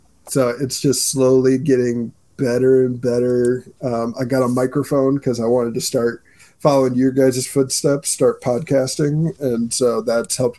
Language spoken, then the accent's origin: English; Mishawaka, Indiana, United States; Mishawaka, born and raised. The hometown of Adam Driver